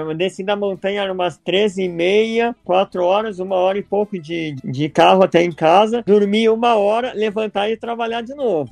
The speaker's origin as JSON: {"language": "Portuguese", "country": "Brazil", "also_born_or_lived": "Italy / Spain", "moved": "as an adult", "lives_now": "Norway", "said": "eu sou do Brasil"}